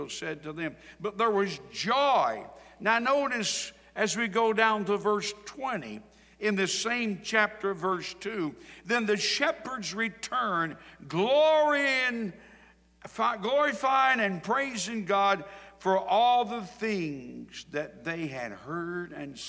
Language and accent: English; Sampson County, North Carolina, United States; I was raised in Sampson County on a farm